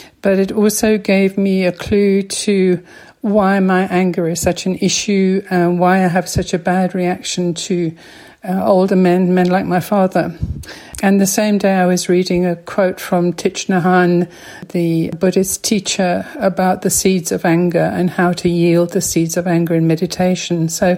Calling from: Johannesburg, Gauteng, South Africa; I'm phoning from Johannesburg, South Africa.

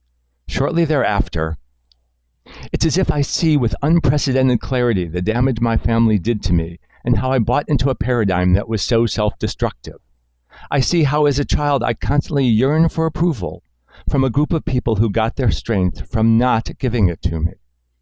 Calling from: New York, United States

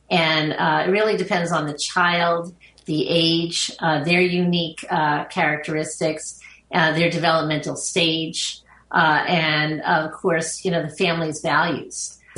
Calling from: Long Island, New York, United States; Uh, I'm joining you from Long Island, New York.

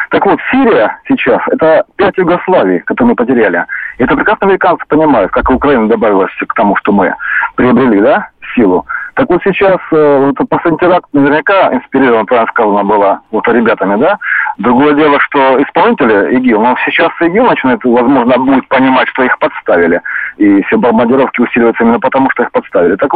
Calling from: Krasnodar, Krasnodar Krai, Russia; Да, добрый вечер, Краснодар, ….

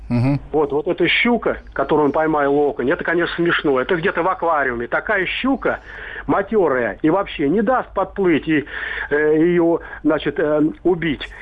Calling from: Serpukhov, Moscow Oblast, Russia; Я звоню из Серпухова.

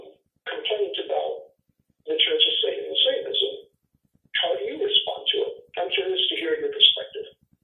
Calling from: Ontario, Canada; I'm calling from Ontario, Canada.

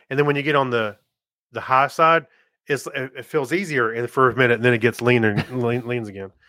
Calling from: Las Vegas, Nevada, United States; I'm calling you from Las Vegas.

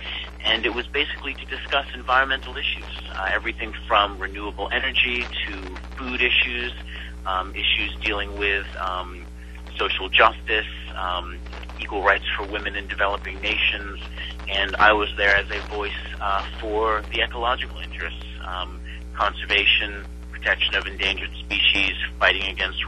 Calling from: Winter Park, Florida, United States; I'm speaking from Winter Park, Florida right now.

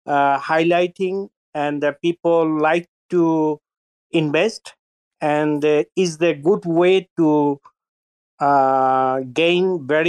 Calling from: France; English is a second language; I'm here from France

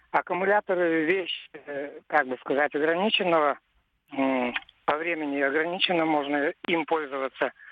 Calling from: Novosibirsk, Novosibirsk Oblast, Russia; Вот я из Новосибирска, ага. звоню вам.

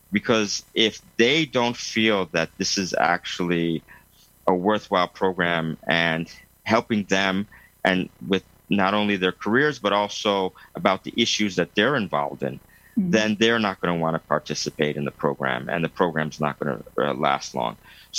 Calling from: Lausanne, Vaud, Switzerland; I'm coming from Lausanne, Switzerland, yes. By Lake Geneva.

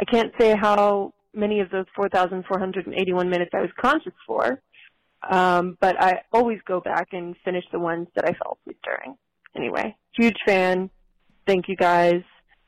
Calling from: South Carolina, United States; I'm calling from South Carolina. And big fan from down here in the South.

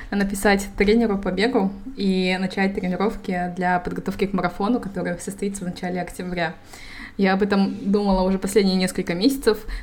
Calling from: Malaga, Andalusia, Spain; Я подключаюсь из Испании, из города Малаги.

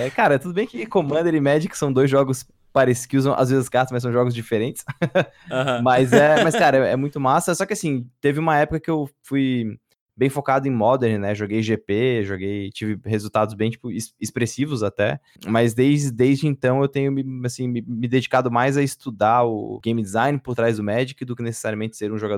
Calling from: Florianópolis, Santa Catarina, Brazil; Cara, eu tô falando de, Flor de Florianópolis, Santa, Santa Catarina, tenho 29 anos.

